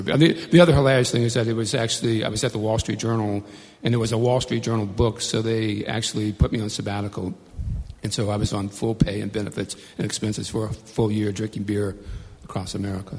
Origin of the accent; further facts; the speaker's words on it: Bayou Black, Louisiana, United States; I grew up in a little place called Bayou Black, Louisiana, deep in the, in the swamps